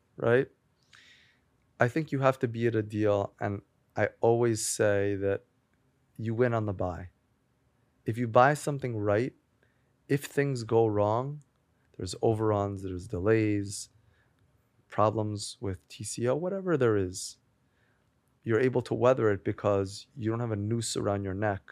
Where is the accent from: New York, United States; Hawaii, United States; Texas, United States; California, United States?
New York, United States; Great Neck; also born or lived in Manhattan, New York; I grew up in Great Neck in Long Island.